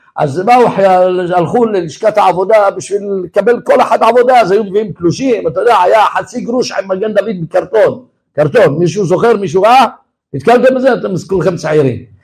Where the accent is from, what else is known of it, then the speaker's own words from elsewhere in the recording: Tel Aviv, Tel Aviv District, Israel; אני גדלתי בתל אביב, בתוך הבוהמה